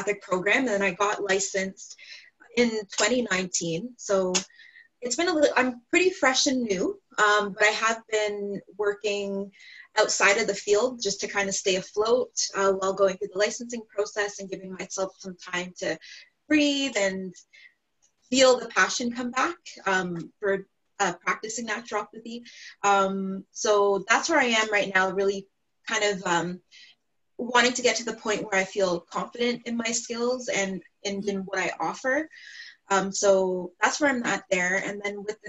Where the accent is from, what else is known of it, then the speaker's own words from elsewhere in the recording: Ontario, Canada; I'm from Ontario, Canada